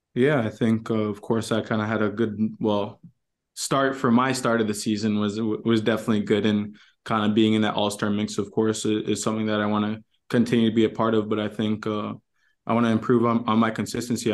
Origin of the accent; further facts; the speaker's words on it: Toronto, Ontario, Canada; moved away as an adult; now in Minnesota, United States; we grew up in Toronto